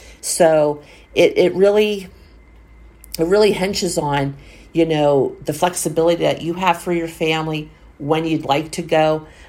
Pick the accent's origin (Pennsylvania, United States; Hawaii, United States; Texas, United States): Pennsylvania, United States; A lot of times for our Northeasterners that, you know, like I am from Pennsylvania, we don't go down in the summer because we know it's so hot.